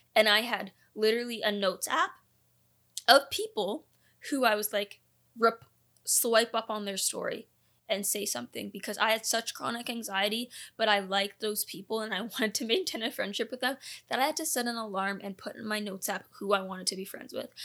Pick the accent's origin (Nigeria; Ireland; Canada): Canada; also born or lived in Orlando, Florida, United States; I am a dual citizen, I was born in Orlando, Florida, the school that I was going to was in Canada